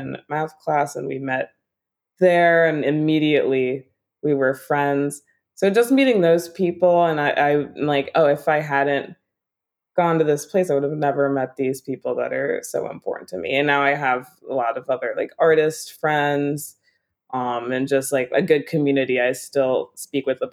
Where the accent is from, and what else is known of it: Newark, Delaware, United States; born or raised there; moved away as an adult; now in Philadelphia, United States